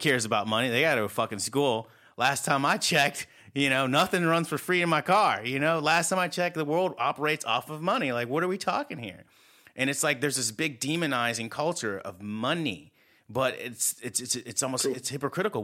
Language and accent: English; United States; I'm American